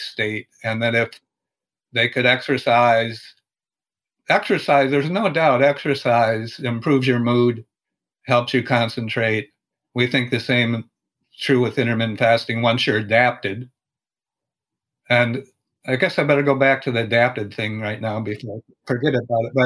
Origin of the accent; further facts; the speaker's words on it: Minnesota, United States; I'm from Minnesota, and for example, there's a lot of snow in the winter